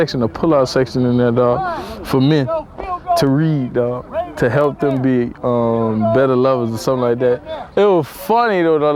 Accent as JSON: {"language": "English", "town": "Miami", "region": "Florida", "country": "United States", "said": "I'm from Miami"}